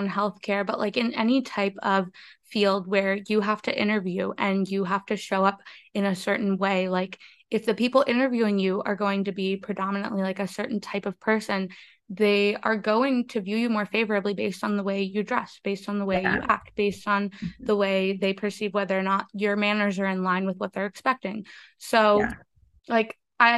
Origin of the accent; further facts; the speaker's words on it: Northern Maryland, United States; also born or lived in Colombia; I grew up in Maryland, which is like I grew up in Northern Maryland.